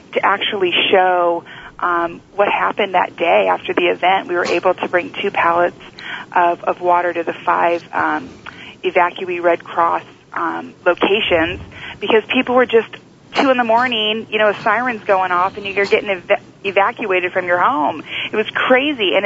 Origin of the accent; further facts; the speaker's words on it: United States; I'm from America